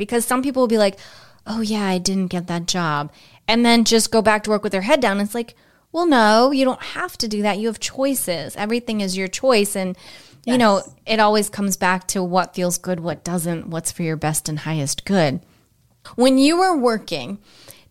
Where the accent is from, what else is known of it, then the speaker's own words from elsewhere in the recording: Cape Cod, Boston, Massachusetts, United States; also born or lived in the desert (likely Arizona); now in Florida, United States; I grew up on Cape Cod, up in Boston